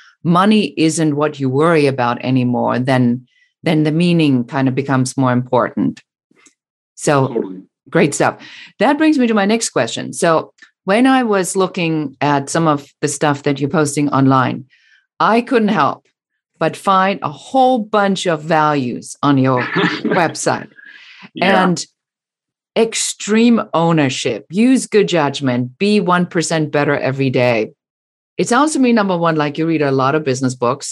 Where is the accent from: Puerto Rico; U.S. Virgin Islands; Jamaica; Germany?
Germany; moved away; I'm original from Germany